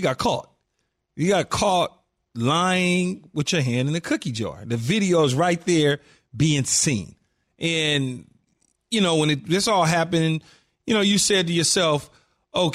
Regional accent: Los Angeles, California, United States; growing up in South Central L.A. and just seeing things firsthand

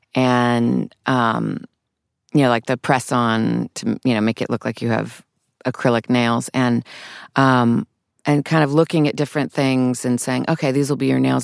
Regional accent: New York City, New York, United States; moved away as an adult; now in Los Angeles, United States; I grew up mostly in New York City

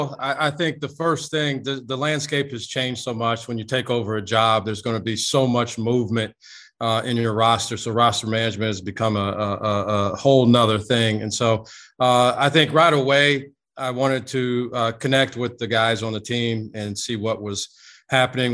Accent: Midwest, United States; moved away as an adult; I grew up in the Midwest and in primarily Big Ten territory

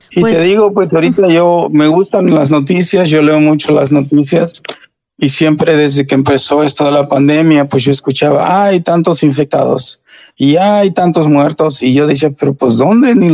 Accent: Mexico; somos buenos, somos, somos latinos, somos hispanos, somos mexicanos, somos de toda raza y cuidémonos

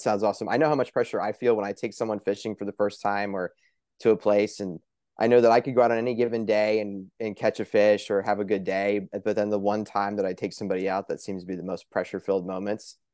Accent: Pennsylvania, United States; here in my home state of Pennsylvania

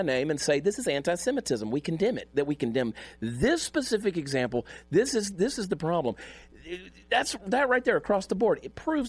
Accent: Augusta, Georgia, United States; He's from my hometown, Augusta, Georgia

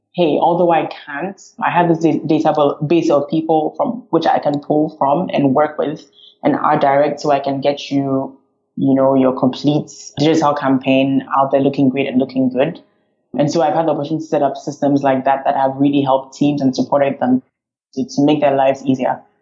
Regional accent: Ghana; also born or lived in France / United States; now in Mauritius; I'm originally from Ghana, which is the west on the west coast of Africa

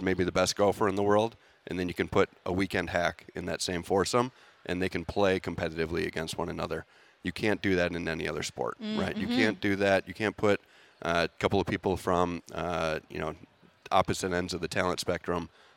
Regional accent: Bloomington, Minnesota, United States; moved away as an adult; I grew up here in Minnesota, grew up in Bloomington

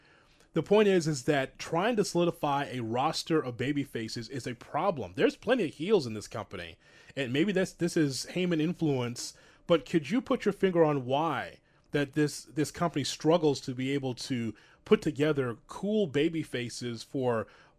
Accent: Chicago, Illinois, United States; I grew up on the South Side of Chicago.

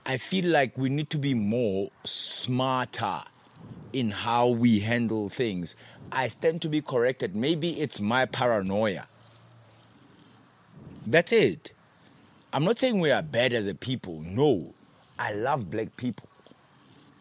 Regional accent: Potchefstroom, North West, South Africa; moved away as an adult; also born or lived in Free State, South Africa; now in Johannesburg, South Africa; I was born in a small town of Fijonskroon. In the Free State. Stayed there for a couple of years. And then I moved to Potchefstroom.

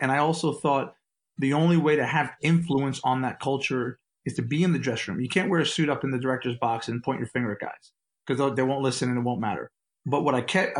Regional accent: Memphis, Tennessee, United States; soccer in my hometown

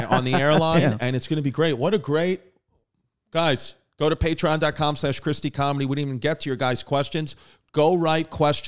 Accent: New York, United States; also born or lived in Staten Island; I'm from New York

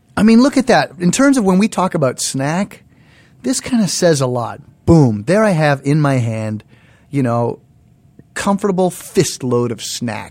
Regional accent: Canada; moved away; In our household, growing up in Canada

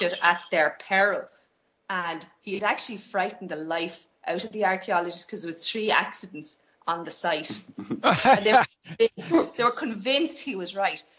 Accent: southeast Ireland, Ireland; lots of us down here in the southeast have British ancestry

